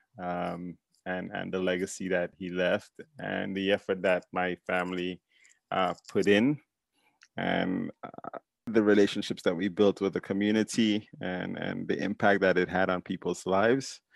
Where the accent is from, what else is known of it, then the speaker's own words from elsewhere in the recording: St. Paul's, Saint George, Grenada; moved away as an adult; also born or lived in Washington D.C., United States; now in United States; It's kind of, suburb setting, Grenada